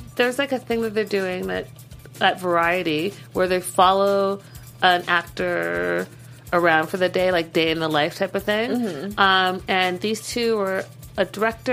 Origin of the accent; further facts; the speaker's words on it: Canada; I'm from Canada. I think we say things a little differently